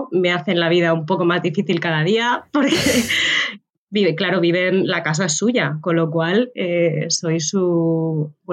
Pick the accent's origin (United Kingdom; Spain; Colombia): Colombia; Cartagena, Bolívar; volví un tiempo a, a, Cartagena, a mi ciudad natal.